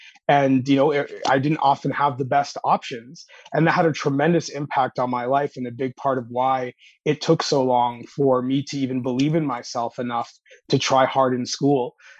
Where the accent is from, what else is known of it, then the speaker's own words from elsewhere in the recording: Toronto, Ontario, Canada; moved away as an adult; Yeah, in the Toronto area. Living in New Haven, Connecticut was my first time outside of Canada.